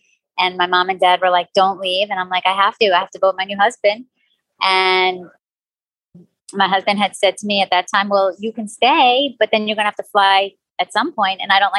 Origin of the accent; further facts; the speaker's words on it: Long Island, New York, United States; accent: New York; moved away as an adult; also born or lived in Manhattan / Chicago; now in Fort Myers, United States; It's a New York accent from Long Island. Right. I grew up on Long Island. I lived there. I lived with my parents until... probably I went away to college, but locally and on Long Island